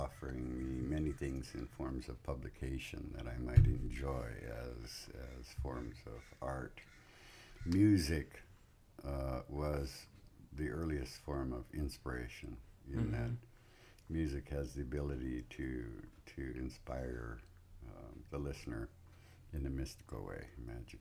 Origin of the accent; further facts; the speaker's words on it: Santa Barbara, California, United States; I was born in 1947 in Santa Barbara, California